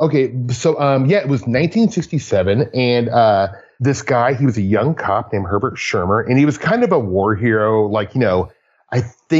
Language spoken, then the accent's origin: English; Omaha, Nebraska, United States; Growing up in Nebraska